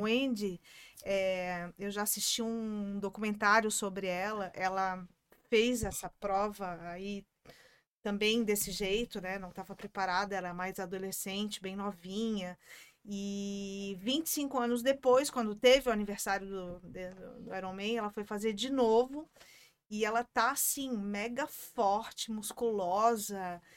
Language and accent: Portuguese; Brazil; eu sou brasileira